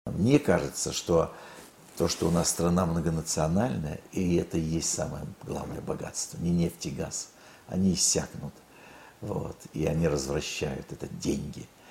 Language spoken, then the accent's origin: Russian; Khabarovsk, Khabarovsk Krai, Russia; я, кстати, родился на Дальнем Востоке, в Хабаровске